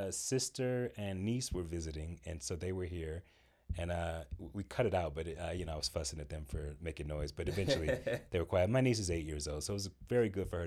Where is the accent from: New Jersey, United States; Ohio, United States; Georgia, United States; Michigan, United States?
Georgia, United States; Atlanta; I grew up in Atlanta.